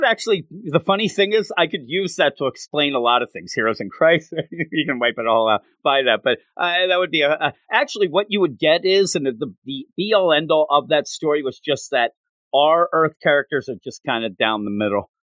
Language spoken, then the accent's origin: English; Philadelphia, Pennsylvania, United States; me and you team up because, you know, we're from Philadelphia.